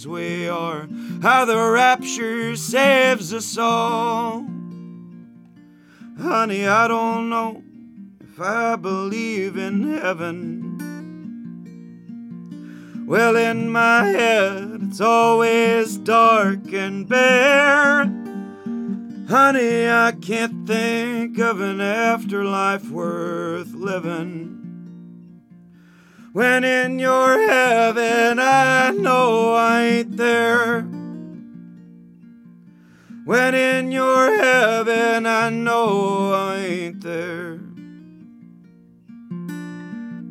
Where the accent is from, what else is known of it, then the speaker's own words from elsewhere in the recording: Midwest, United States; an angry young man growing up in the Midwest